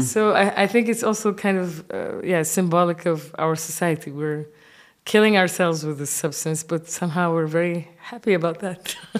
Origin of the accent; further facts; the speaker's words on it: Kuwait; moved away as an adult; also born or lived in Senegal / Japan; now in Berlin, Germany; I'm grown up in the Arab world